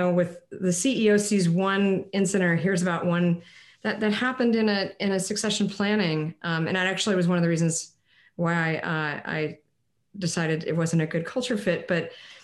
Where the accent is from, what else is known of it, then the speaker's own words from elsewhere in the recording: Connecticut, United States; Parents were from Texas, even though I grew up in Connecticut.